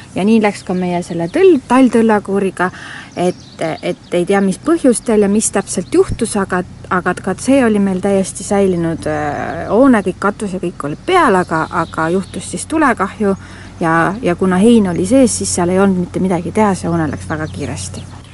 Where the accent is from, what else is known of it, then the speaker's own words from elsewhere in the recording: Nõo, Tartu County, Estonia; ma olen äh, siis Näost pärit siit lähedalt siis viis kilomeetrit ja juba väiksest peale olen siin pargis käinud